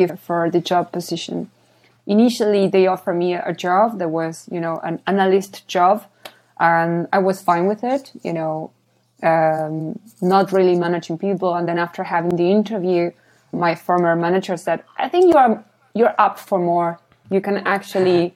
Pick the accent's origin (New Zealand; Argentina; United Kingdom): Argentina; English is a second language; moved away as an adult; also born or lived in Australia; now in Copenhagen, Denmark; I'm from Argentina